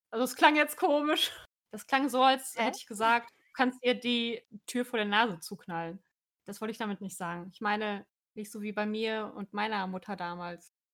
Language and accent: German; North Rhine-Westphalia, Germany; born or raised there; moved away as an adult